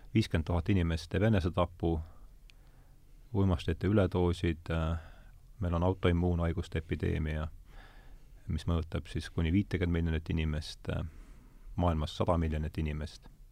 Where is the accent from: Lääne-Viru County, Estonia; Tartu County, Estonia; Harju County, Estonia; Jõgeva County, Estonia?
Lääne-Viru County, Estonia; Rakvere; ma olen Rakveres pärit